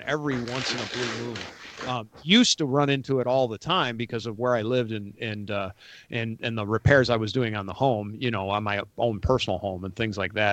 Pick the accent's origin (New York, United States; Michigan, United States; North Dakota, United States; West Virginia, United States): New York, United States; Rochester; now in Atlanta, United States; I grew up in Western New York, outside Rochester, New York